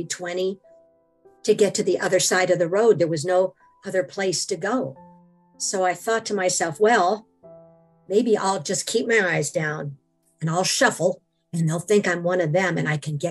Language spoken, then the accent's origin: English; Washington, United States; I am from Washington.